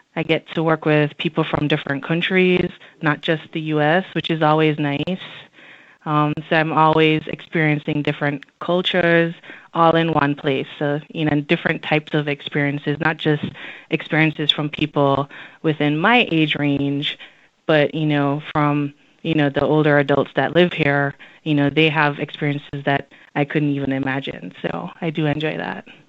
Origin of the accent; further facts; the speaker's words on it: Jamaica; moved away as an adult; also born or lived in Washington, D.C.; now in Alexandria, United States; growing up in Jamaica was definitely different than living in the United States